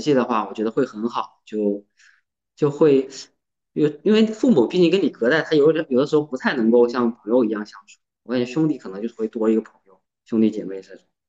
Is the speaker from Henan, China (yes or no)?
no; Jiangsu, China; moved away as an adult; now in Zhejiang, China; 我现在三十出头，然后在浙江工作，然后出生地是江苏